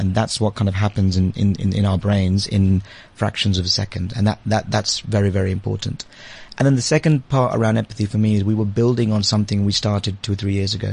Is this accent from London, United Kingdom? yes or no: yes; London, United Kingdom; also born or lived in India / Liberia; now in South Africa; I was born in India, uh, and then I spent a couple of years uh, when I was very young in Liberia, and then back in India. And I went to the UK when I was about seven or eight. So I've been in the UK ever since, uh, and kind of grew up in London.